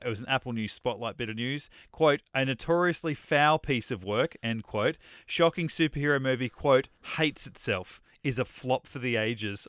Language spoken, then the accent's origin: English; Australia; I'm over here as Australian